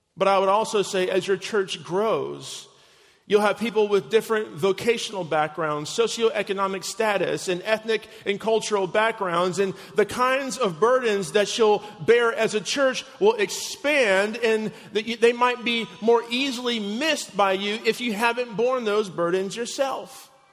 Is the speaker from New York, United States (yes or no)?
no; Chicago, Illinois, United States; my hometown of Chicago